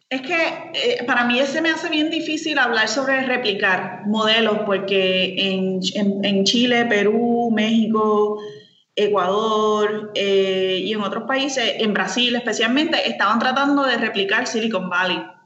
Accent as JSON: {"language": "Spanish", "town": "San Lorenzo", "country": "Puerto Rico", "said": "yo soy de San Lorenzo, soy del pueblo de San Lorenzo, samaritana, con mucho orgullo. Eh, me encanta mi pueblo"}